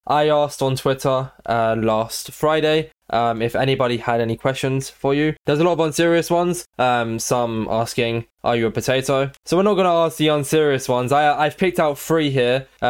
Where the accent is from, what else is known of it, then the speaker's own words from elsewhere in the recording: United Kingdom; Because we're both British, so we talk all the time.